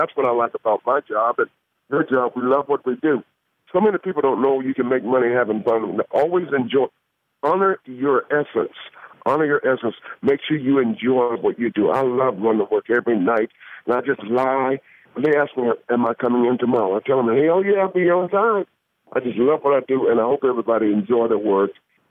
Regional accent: Atlanta, Georgia, United States; I could have given Miss Daisy. Hell, I'm from Atlanta. I know more about Atlanta than he does.

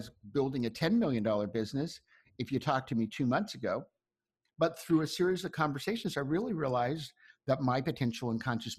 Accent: Ocklawaha, Florida, United States; moved away; I grew up in a little town called Oklawaha

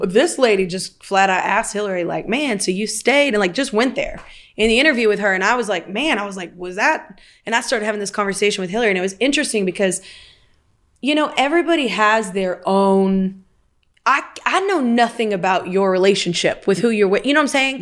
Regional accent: the South, United States; I'm from the South

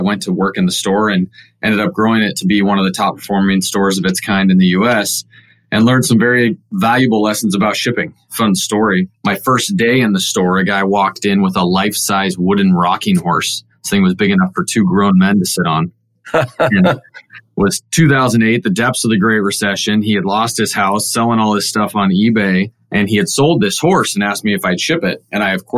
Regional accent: Southern California, United States; moved away; also born or lived in Portland, Oregon; I'm a sixth generation from Southern California, believe it or not. My family moved to Portland, Oregon, and I went to high school

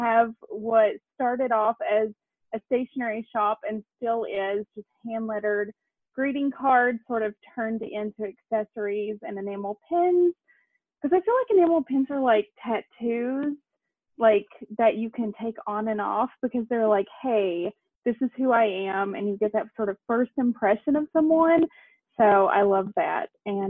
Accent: Tennessee, United States; now in Savannah, United States; I'm from East Tennessee.

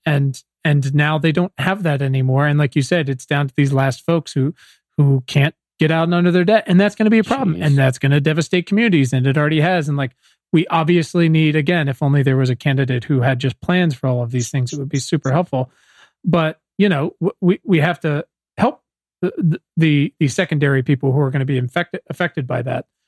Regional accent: Virginia, United States; I think I'm from Virginia

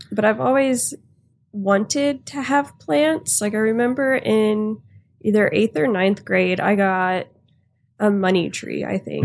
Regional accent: Houston, Texas, United States; also born or lived in Louisiana; I grew up in Houston, and I lived in Louisiana for a little bit

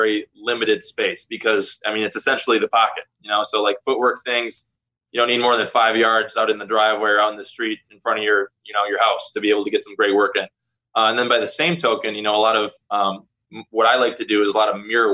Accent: Green Bay, Wisconsin, United States; growing up in Lambeau

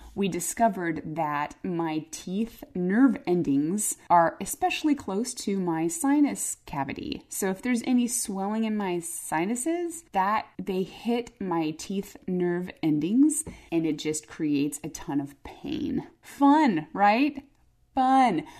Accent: Phoenix, Arizona, United States; moved away; I grew up in Arizona. I grew up in Phoenix.

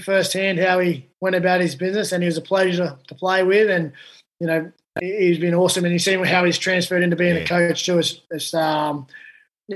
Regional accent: Penrith, New South Wales, Australia; I grew up in Penrith

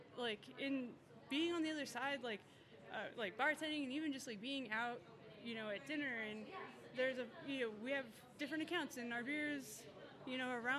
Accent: Tucson, Arizona, United States; I'm from Tucson as well, and like all of these flavors are flavors I grew up

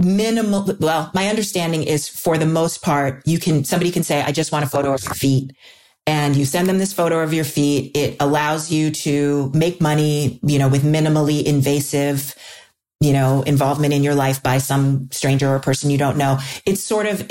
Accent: New York, United States; I grew up in New York

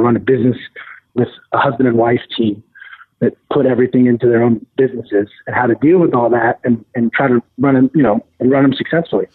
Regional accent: Portland, Oregon, United States; moved away as an adult; also born or lived in San Francisco; I'm from Portland, Oregon

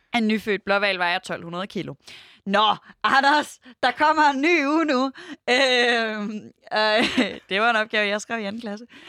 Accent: Denmark; vi som danskere altså vi i Danmark

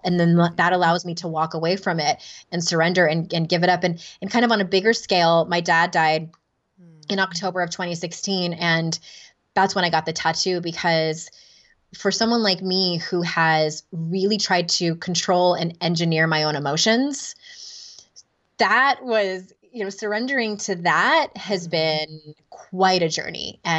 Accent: California, United States; now in North Carolina, United States; I'm from Southern California, born and bred, and we're in rural North Carolina now.

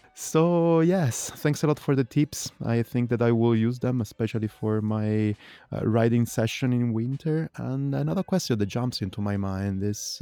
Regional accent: Italy; English is a second language; now in Berlin, Germany; I grew up in Italy

